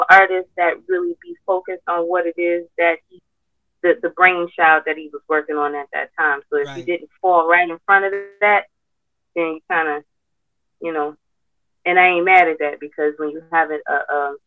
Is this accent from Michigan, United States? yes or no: yes; Detroit, Michigan, United States; I'm from Detroit.